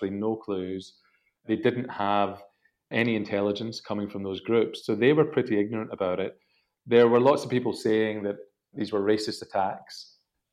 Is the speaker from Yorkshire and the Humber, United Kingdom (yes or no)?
no; Glasgow, Scotland, United Kingdom; moved away as an adult; now in London, United Kingdom; I'm originally from Scotland